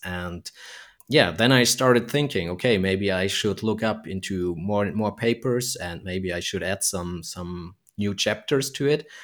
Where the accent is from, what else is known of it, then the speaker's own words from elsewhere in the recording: Germany; also born or lived in Frankfurt; I'm from, from Germany and I'm located in Frankfurt here.